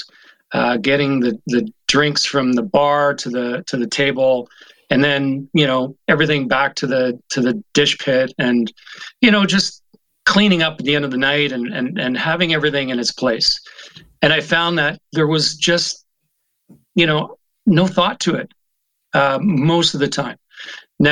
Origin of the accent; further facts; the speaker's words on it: Ottawa, Ontario, Canada; moved away as an adult; also born or lived in London, Ontario / Mississauga / Toronto; now in West Coast, Canada; I grew up in Ottawa